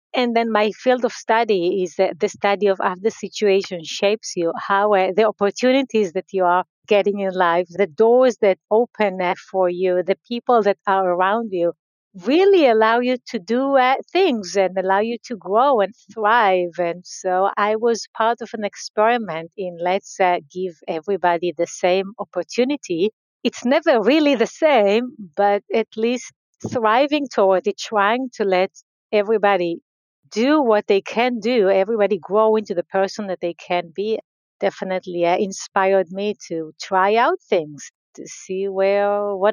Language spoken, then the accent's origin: English; Israel; So I grew up in Israel. I grew up in a very small community